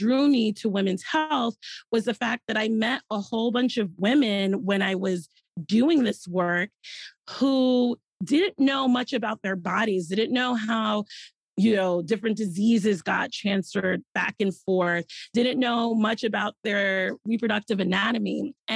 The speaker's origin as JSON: {"language": "English", "town": "New York City", "region": "New York", "country": "United States", "tie": "born or raised there", "said": "I grew up in the Bronx, born and raised"}